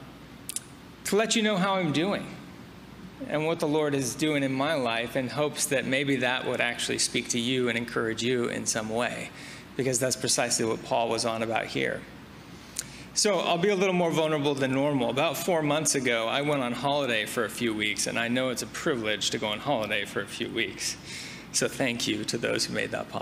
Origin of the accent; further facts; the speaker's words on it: near Napa Valley, Northern California, United States; I grew up in Northern California, quite near Napa Valley